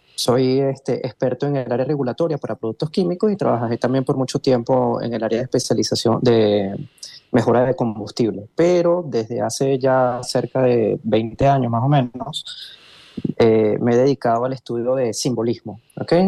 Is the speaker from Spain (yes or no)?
no; Venezuela; now in Brazil; yo soy venezolano, pero estoy radicado en Brasil